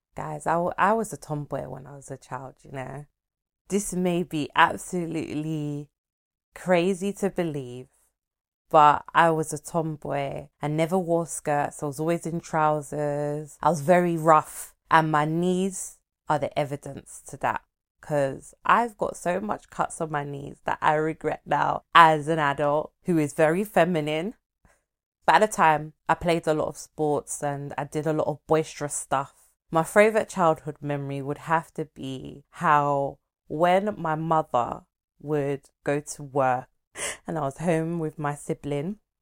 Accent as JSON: {"language": "English", "country": "Nigeria", "said": "I'm a Nigerian, Igbo to be precise."}